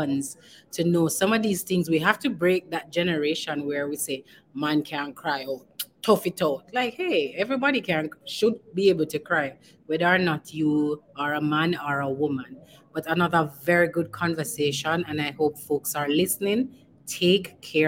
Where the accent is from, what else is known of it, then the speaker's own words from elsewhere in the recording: Jamaica; as a Jamaican, we're sociable people